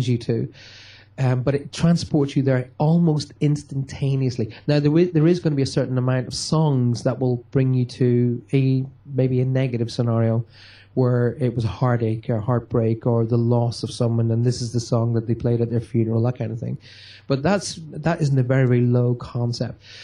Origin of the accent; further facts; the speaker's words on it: Armagh, Northern Ireland, United Kingdom; moved away as an adult; also born or lived in Newry; now in Cornwall, United Kingdom; my hometown of Armagh.